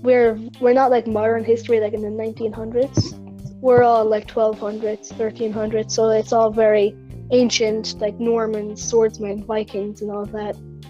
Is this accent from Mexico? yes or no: no; Ireland; I'm from Ireland, if you probably haven't realized from what they just said. But … from Ireland.